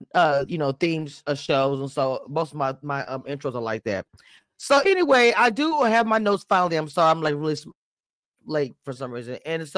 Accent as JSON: {"language": "English", "region": "the South", "country": "United States", "said": "I know I'm from the South."}